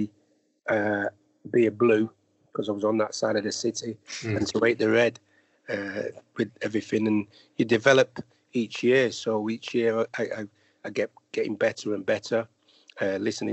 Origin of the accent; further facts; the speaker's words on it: Manchester, North West England, United Kingdom; when I grew up in Manchester, it was very difficult, obviously, being I lived in an area called Longside, which is near Moss Side